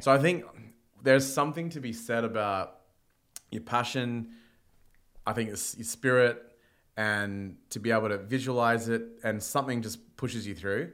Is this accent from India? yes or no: yes; India; now in Australia; I'm Indian